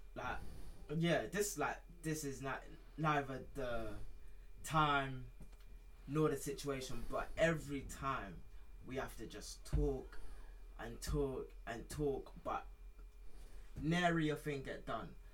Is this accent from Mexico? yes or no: no; United Kingdom; I'm British mm. as well as I am Nigerian